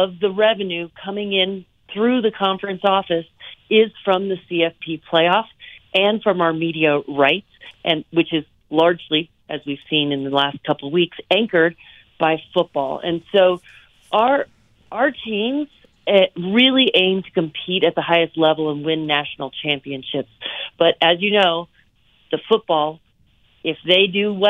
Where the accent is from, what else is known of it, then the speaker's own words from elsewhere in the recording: Bay Area, California, United States; I grew up in the Bay Area